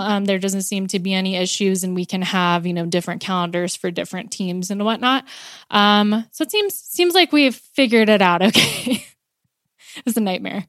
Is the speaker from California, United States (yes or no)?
yes; California, United States; moved away as an adult; also born or lived in Pittsburgh; now in Colorado, United States; I'm originally from California